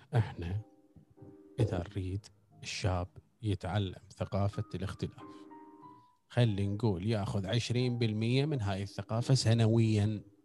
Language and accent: Arabic; Iraq; احنا المفروض كعراقيين